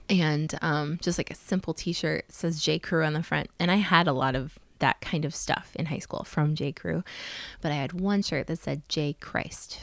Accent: South Dakota, United States; I'm from South Dakota

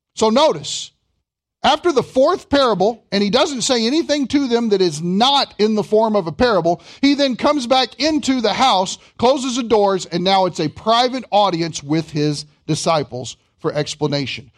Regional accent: Kentucky, United States; I'm from Kentucky

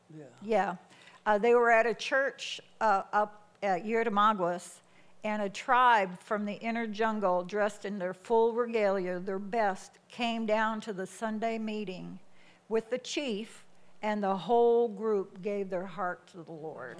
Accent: Michigan, United States; moved away as an adult; I was born and raised in Michigan for 21 years of my life

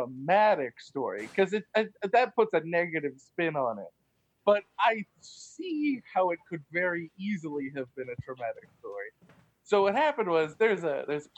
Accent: Tulsa, Oklahoma, United States; I am from Tulsa, Oklahoma, and I went to St. Catherine's in Montecasino

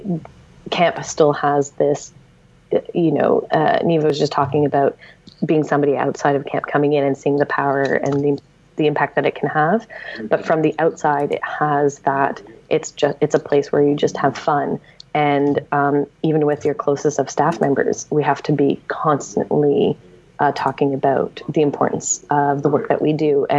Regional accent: Montreal, Quebec, Canada; I'm from Montreal

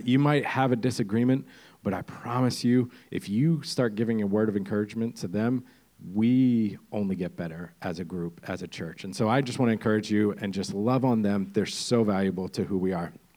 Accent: Pennsylvania, United States; moved away as an adult; now in Windham, Maine, United States; I come from the second greatest state uh, PA, or Pennsylvania

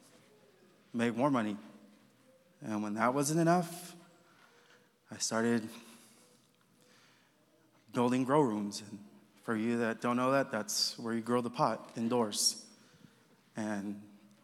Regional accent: Los Angeles, California, United States; moved away as an adult; now in Kentucky, United States; I come from Los Angeles, from California

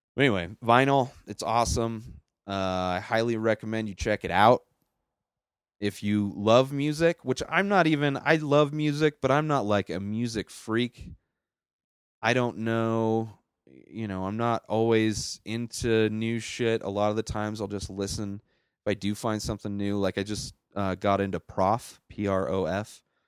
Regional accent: Bermuda Dunes, California, United States; moved away as an adult; now in Colorado, United States; I grew up in California

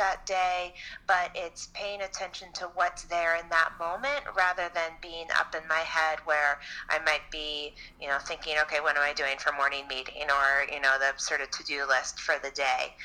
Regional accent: Chappaqua, New York, United States; I grew up in Chappaqua, New York

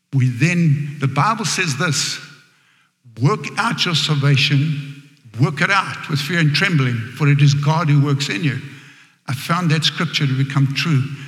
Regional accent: Johannesburg, Gauteng, South Africa; accent: South African; moved away as an adult; now in United States; I grew up in a very poor area back in Johannesburg.

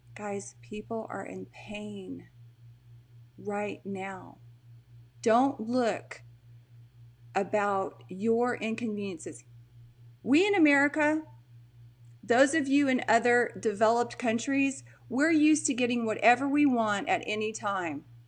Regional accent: Texas, United States; also born or lived in Portland; I'm from Texas, guys. You know that. I'm in Texas right now

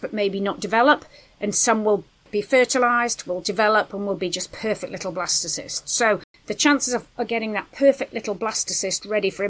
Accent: United Kingdom; We're British

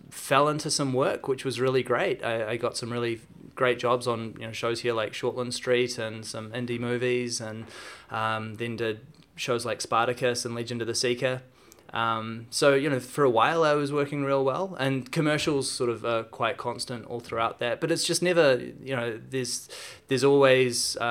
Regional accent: Auckland, New Zealand; I grew up here in Auckland.

